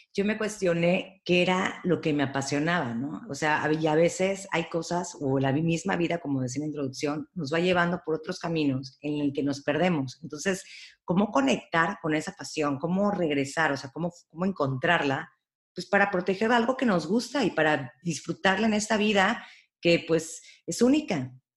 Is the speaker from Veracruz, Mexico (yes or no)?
yes; Veracruz, Mexico; yo crecí en Veracruz y me he quedado en Veracruz